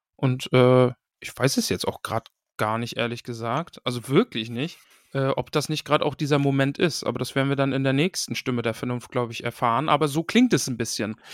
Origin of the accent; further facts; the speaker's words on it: a few kilometres from Stralsund, Mecklenburg-Vorpommern, Germany; Das ist quasi ein paar Kilometer weiter weg von mir gewesen, wo ich groß geworden bin